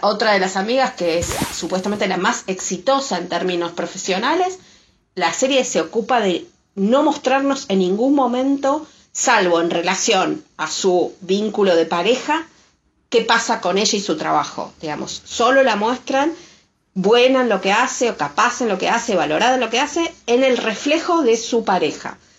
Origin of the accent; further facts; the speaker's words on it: Argentina; Nosotros, quizás los argentinos, estamos por una cuestión de afinidad más acostumbrados al acento madrileño